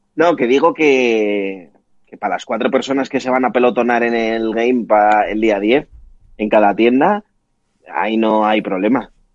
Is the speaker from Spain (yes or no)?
yes; Pamplona, Navarre, Spain; nosotros que somos de Pamplona